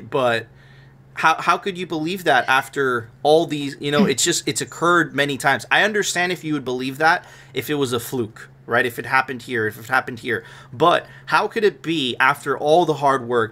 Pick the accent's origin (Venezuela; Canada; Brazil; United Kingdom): Venezuela; now in United States; I immigrated to the United States. I'm a first generation immigrant. I came from Venezuela.